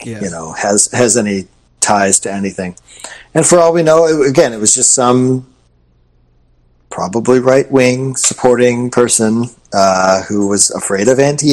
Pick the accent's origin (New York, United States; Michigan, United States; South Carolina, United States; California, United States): Michigan, United States; now in Florida, United States; I'm from Michigan, and I still have friends and family that live there.